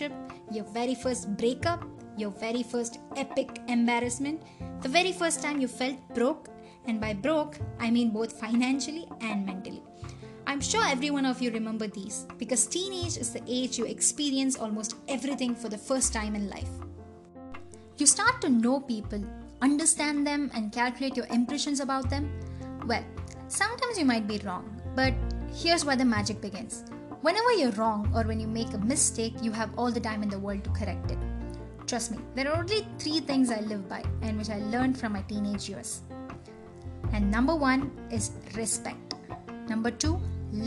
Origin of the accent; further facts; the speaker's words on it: India; as Indian teen myself